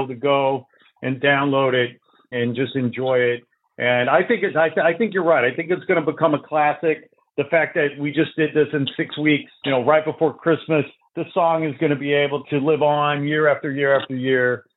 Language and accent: English; Chicago, Illinois, United States; moved away as an adult; now in Los Angeles, United States; I'm a Chicago guy. I grew up out in Chicago.